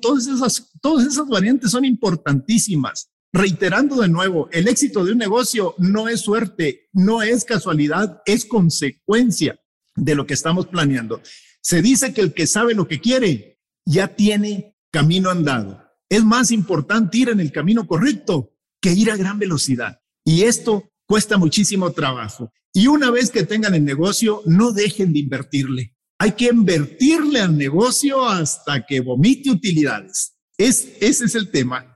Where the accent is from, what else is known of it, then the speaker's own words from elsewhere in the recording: Mexico; orgullosos de ser mexicanos